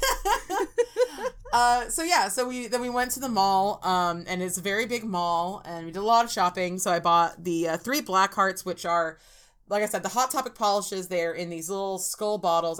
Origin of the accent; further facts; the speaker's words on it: Orange County, California, United States; I'm from Orange County, California.